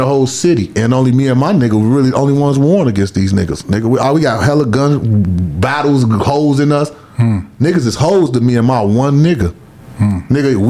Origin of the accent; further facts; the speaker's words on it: Chicago, Illinois, United States; I'm from South Commons, 2727 South Indiana